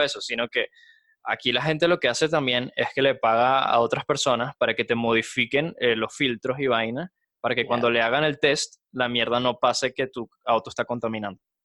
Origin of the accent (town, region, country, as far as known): Valencia, Carabobo, Venezuela; born or raised there; moved away as an adult; now in Mexico City, Mexico